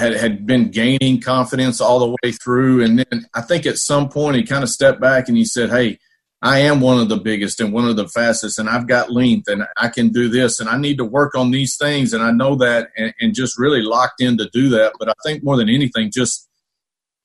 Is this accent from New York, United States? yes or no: no; Dallas, Texas, United States; now in Tulsa, United States; I was born right there in Dallas.